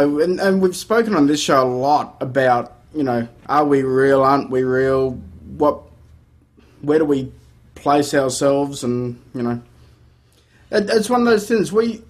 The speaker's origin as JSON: {"language": "English", "country": "Australia"}